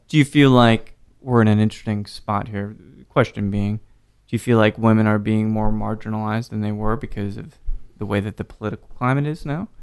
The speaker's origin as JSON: {"language": "English", "town": "Salt Lake City", "region": "Utah", "country": "United States", "tie": "born or raised there", "said": "growing up in Salt Lake City in the late nineties, mid nineties"}